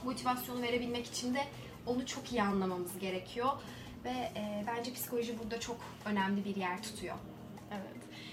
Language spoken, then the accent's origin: Turkish; Ankara, Turkey; ben aslında Ankaralıyım. Ankara'da yaşıyorum.